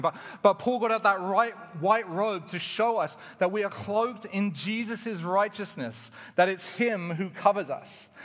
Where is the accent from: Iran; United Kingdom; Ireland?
United Kingdom; England; moved away as an adult; now in Canada; I was from England